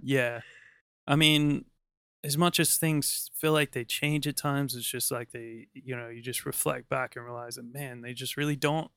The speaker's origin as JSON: {"language": "English", "country": "United States", "said": "as an American"}